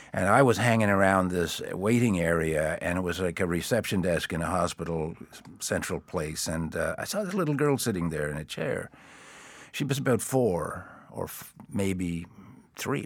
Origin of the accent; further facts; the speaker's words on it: East Coast, United States; what I grew up with on the East Coast